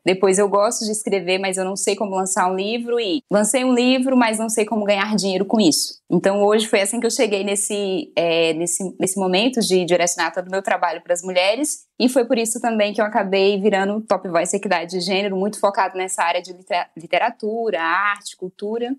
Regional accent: Maranhão, Brazil; moved away as an adult; also born or lived in Goiânia; Eu sou do Maranhão, fui cursar jornalismo em Goiânia

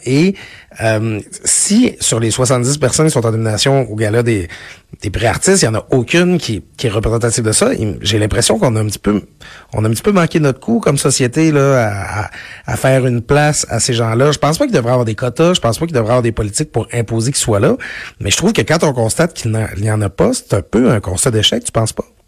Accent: Quebec, Canada; je viens du Lac-Saint-Jean

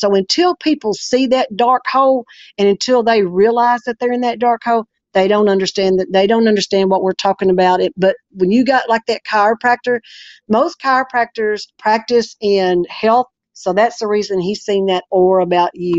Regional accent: Arkansas, United States; I was born and raised here in Arkansas

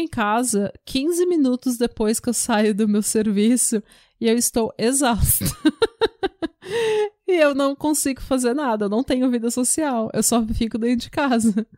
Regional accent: Brazil; moved away

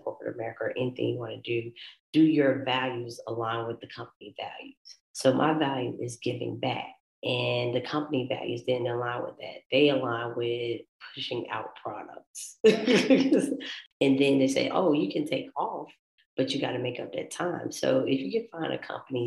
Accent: Augusta, Georgia, United States; I grew up in Augusta, Georgia in the 80s

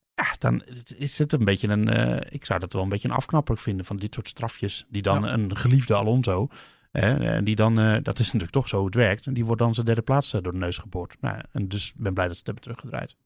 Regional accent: Netherlands; wij, wij komen uit het land van Verstappen.

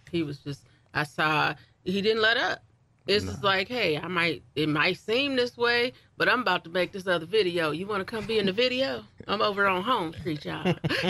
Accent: Lansing, Michigan, United States; That's where I grew up. I grew up on Southwest Side, like in off of like Waverly, near like Jolly-ish.

